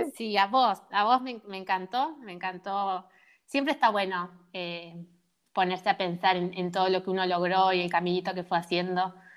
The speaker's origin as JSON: {"language": "Spanish", "town": "San Francisco", "region": "Córdoba", "country": "Argentina", "said": "nosotros somos de San Francisco"}